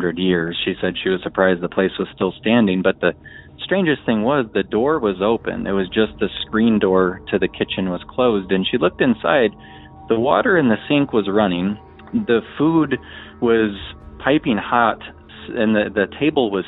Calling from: Omaha, Nebraska, United States; I'm calling from Omaha, Nebraska.

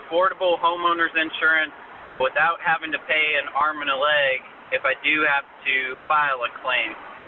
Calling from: Texas, United States; I'm calling from Texas

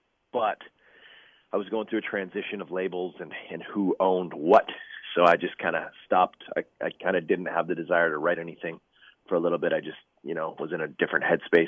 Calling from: Toronto, Ontario, Canada; I'm in Toronto today, actually. I drove up last night, spent the evening in the studio with the band

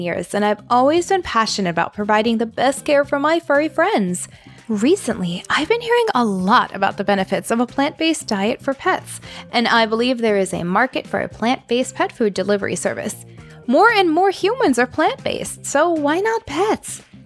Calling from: Tacoma, Washington, United States; I'm calling from Tacoma, Washington

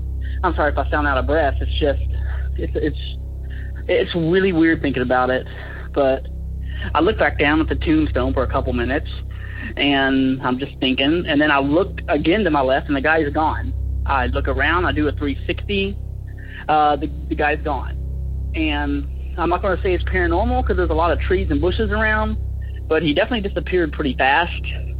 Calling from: Chattanooga, Tennessee, United States; I'm from the Chattanooga area.

